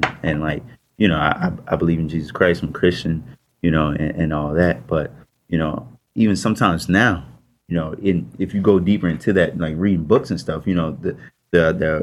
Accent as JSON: {"language": "English", "town": "Baltimore", "region": "Maryland", "country": "United States", "tie": "born or raised there", "said": "I grew up in Baltimore"}